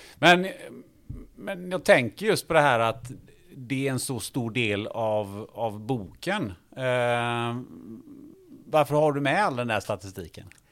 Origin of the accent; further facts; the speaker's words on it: Kungälv, Västra Götaland, Sweden; jag är från Kungälv